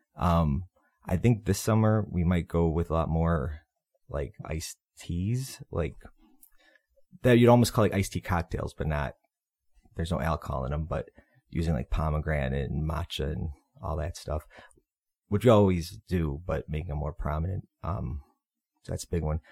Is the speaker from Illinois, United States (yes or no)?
yes; Berwyn, Illinois, United States; also born or lived in Andersonville, Chicago; now in Chicago, United States; I'm from Berwyn, southwest suburb